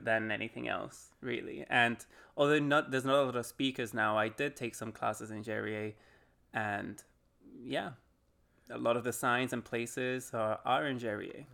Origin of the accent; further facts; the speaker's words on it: Jersey; moved away; also born or lived in Spain / Taiwan; I grew up in an island that belongs to the Queen mm-hmm. called Jersey. It's in the Channel Islands.